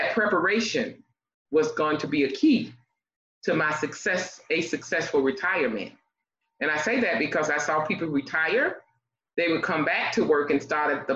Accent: Miami, Florida, United States; also born or lived in North Carolina; Originally, I was born in North Carolina, and of course, my mom moved me to Miami at the age of 2, from my understanding, because I don't remember. But I was raised in Miami

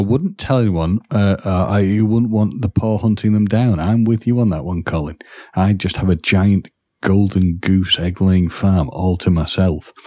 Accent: Wales, United Kingdom; as a Welsh person

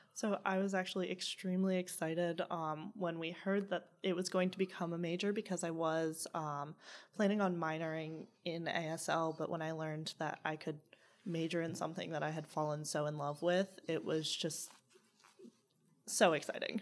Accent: Southington, Connecticut, United States; moved away; also born or lived in Charlottesville, Virginia; I grew up in Southington, Connecticut, but I moved to Charlottesville, Virginia.

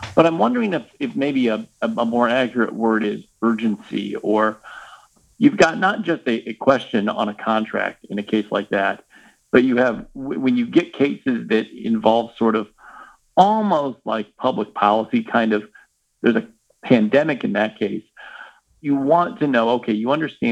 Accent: Kansas City, United States; I am from Kansas City

